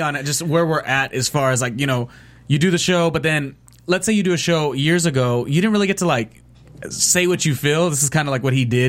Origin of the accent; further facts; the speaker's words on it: near Carson High School, California, United States; we're from Carson High School, which is a high school that was near where I grew up.